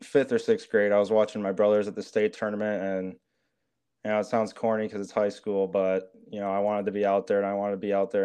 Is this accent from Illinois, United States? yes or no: no; Mason City, Iowa, United States; moved away as an adult; now in Minneapolis, United States; I'm from a small town in Iowa, Mason City, Iowa. It's North Iowa. I went to a small high school, Newman Catholic.